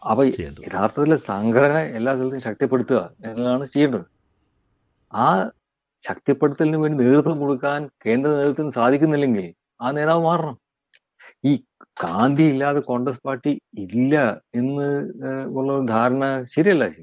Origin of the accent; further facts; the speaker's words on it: Kerala, India; ഞാൻ നമ്മൾ രണ്ടുപേരും മലയാളികളാണ് ഒരു കാര്യം ചോദിക്കട്ടെ